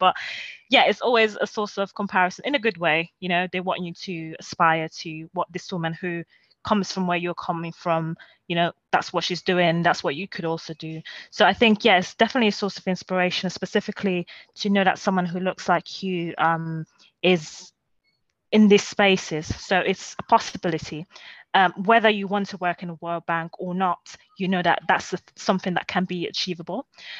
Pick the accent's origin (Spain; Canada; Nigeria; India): Nigeria; So I think as a role model, again, as a Nigerian, definitely a role model. And, you know, as a Nigerian, your relatives are going to compare.